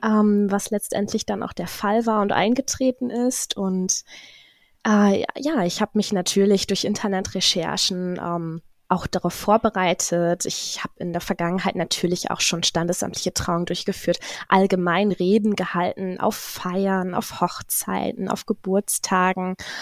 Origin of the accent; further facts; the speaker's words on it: Zetel, Lower Saxony, Germany; nie weggekommen hier so wirklich. Ähm, also auch den Menschen hier im Umfeld ganz nah und, und man kennt sich. Bin somit auch ähm, in den öffentlichen Dienst gerutscht hier in Zetel